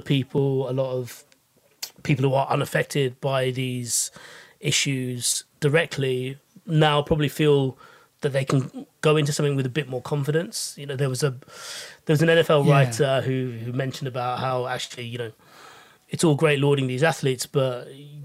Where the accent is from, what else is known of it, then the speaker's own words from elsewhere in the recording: United Kingdom; speaking as a British Asian